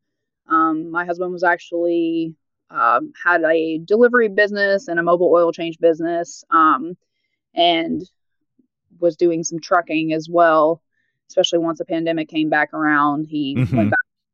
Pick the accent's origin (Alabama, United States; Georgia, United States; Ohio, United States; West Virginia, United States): Alabama, United States; North; also born or lived in Tennessee / Nashville, Tennessee; now in White House, Tennessee, United States; I did most of my growing up in North Alabama area, but I was technically born in Tennessee